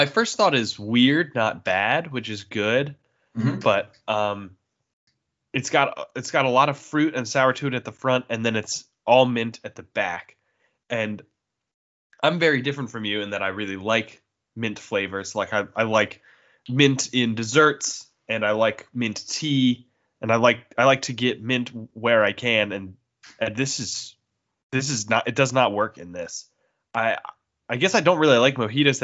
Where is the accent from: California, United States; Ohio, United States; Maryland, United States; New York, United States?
Maryland, United States; born or raised there